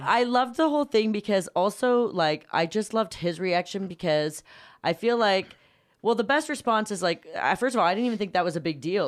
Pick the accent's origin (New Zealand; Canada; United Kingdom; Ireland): Canada; Toronto, Ontario; I am from Canada